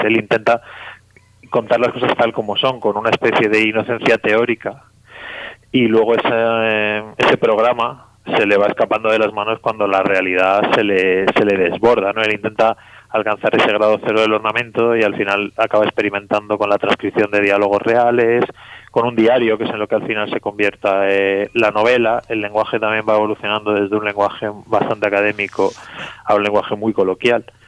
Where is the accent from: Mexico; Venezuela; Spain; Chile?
Spain; Yo soy medio argelino y, crecí hablando árabe con mi padre y español también